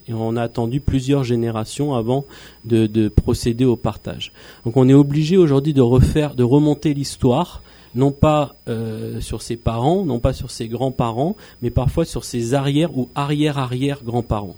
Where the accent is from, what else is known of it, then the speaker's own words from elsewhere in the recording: French Polynesia; also born or lived in France; Je suis arrivé en Polynésie à l'âge de 12 ans et puis euh, bah, je suis tombé amoureux de, de la Polynésie. J'ai grandi euh, à Punaouia et Fa'a